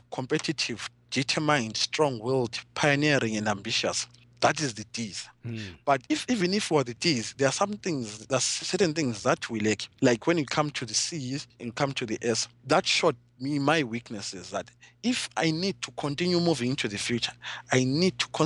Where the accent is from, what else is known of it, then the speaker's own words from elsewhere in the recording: Zimbabwe; I'm coming from Zimbabwe, a country which was once the breadbasket of Africa